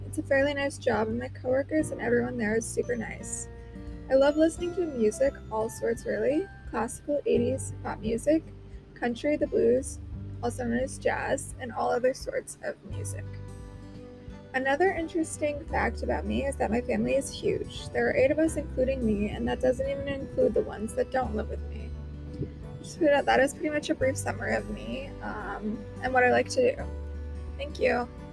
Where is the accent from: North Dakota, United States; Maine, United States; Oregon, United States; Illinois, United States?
North Dakota, United States; Minot; now in Grand Forks, United States; I was born and raised in Minot